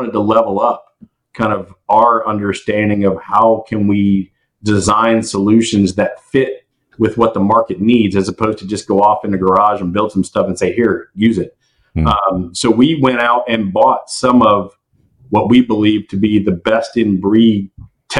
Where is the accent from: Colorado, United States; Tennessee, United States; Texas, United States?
Texas, United States; Houston; oil and gas, growing up in Houston